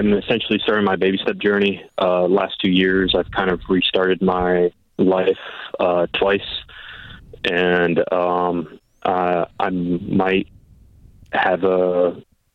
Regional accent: San Antonio, Texas, United States; now in near Waco, United States; I left my hometown of San Antonio

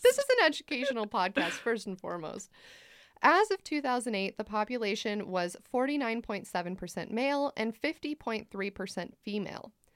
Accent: United States; I am not Swiss, I am American

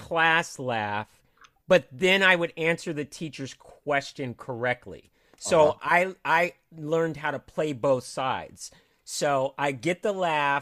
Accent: Cupertino, California, United States; also born or lived in Los Angeles; I grew up in Northern California

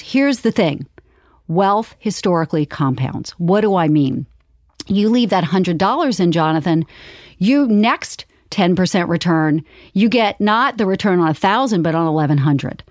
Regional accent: Charleston, South Carolina, United States; I grew up in Charleston, South Carolina

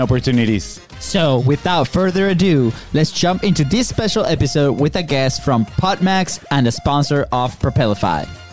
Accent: Venezuela; now in Florida, United States; we're we're originally from Venezuela

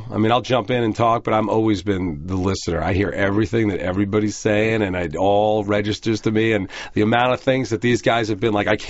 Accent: Merrick, New York, United States; moved away; I grew up in Merrick.

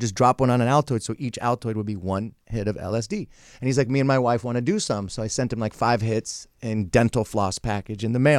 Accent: San Francisco, California, United States; I'm kind of reverted back to my San Francisco roots.

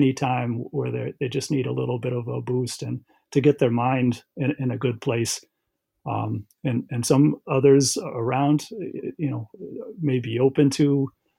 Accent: Aquinnah, Massachusetts, United States; I am from Aquina. That's where my DNA, my people are from. That's a small town on the western end of Martha's Vineyard Island

